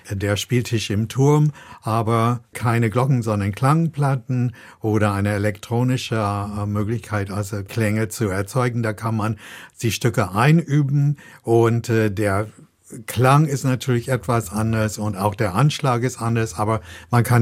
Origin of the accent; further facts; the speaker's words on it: United States; Und ich komme aus den USA und dort haben wir das so gemacht, gemacht, dass wir